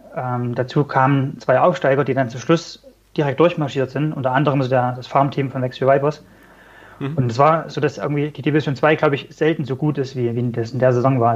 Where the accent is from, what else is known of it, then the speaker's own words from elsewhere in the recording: Germany; als Deutscher